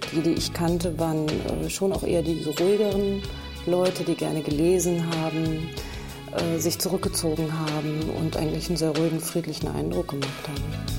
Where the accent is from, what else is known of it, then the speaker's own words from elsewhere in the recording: Germany; also born or lived in Kassel / Göttingen; ich bin 1968 geboren und meine Jugend habe ich in Kassel und Göttingen verbracht